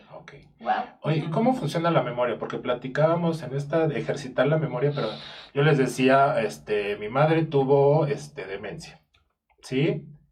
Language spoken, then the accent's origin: Spanish; Mexico; yo como mexicano